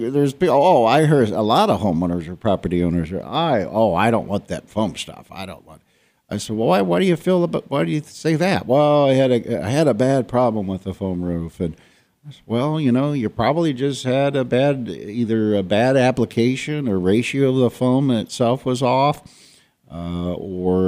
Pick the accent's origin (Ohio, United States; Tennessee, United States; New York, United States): Ohio, United States; moved away as an adult; I'm from Ohio